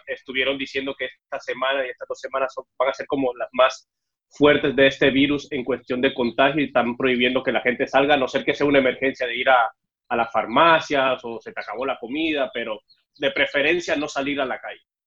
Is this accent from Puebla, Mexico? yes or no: no; Mexico City, Mexico; moved away as an adult; also born or lived in Cuba / Veracruz / Yucatán / Sinaloa; now in United States; yo soy cubano, lo que pasa es que me fui de Cuba a los siete años para, la Ciudad de México y ahí fue donde crecí